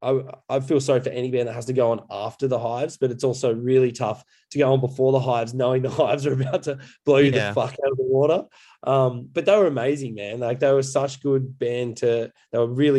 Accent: Coffs Harbour, New South Wales, Australia; moved away; also born or lived in Brisbane; I grew up in Coffs Harbour, which is a coastal town between Brisbane and Sydney.

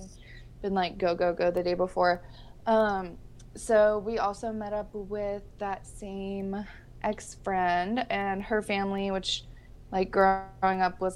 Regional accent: Grand Rapids, Michigan, United States; moved away; Meijer's started right in my hometown. My sister actually worked at Meijer's in high school

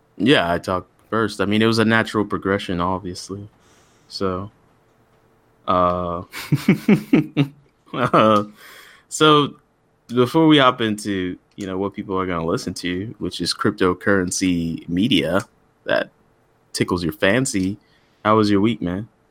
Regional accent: Texas, United States; I'm from Texas

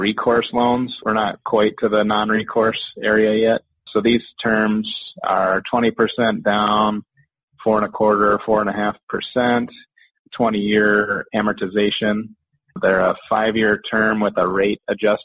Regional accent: Detroit, Michigan, United States; I grew up in the Detroit, Michigan area

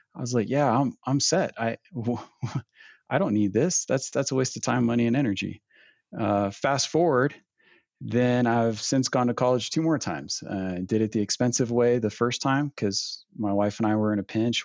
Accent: Northern California, United States; moved away as an adult; now in Provo, United States; originally born and raised in Northern California

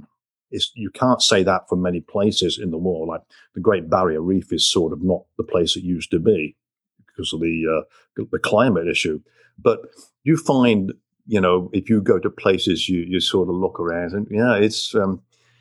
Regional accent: Coventry, West Midlands, United Kingdom; I was born and raised in Coventry, England

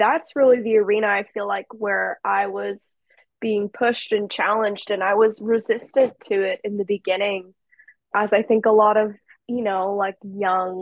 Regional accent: Morrison, Colorado, United States; my home state of Colorado

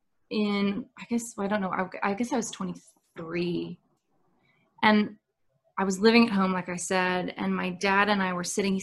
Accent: Nashville, Tennessee, United States; also born or lived in Dallas, Texas; we moved to Nashville in 1996

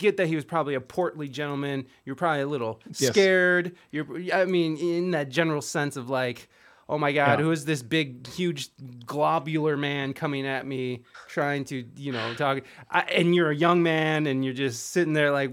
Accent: Toledo, Ohio, United States; I'm from Toledo, Ohio.

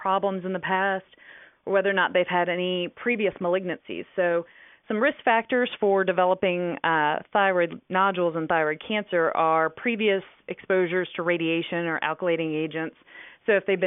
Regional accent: Virginia, United States; moved away as an adult; also born or lived in Durham, North Carolina; now in Dallas, United States; I was born and raised in Virginia

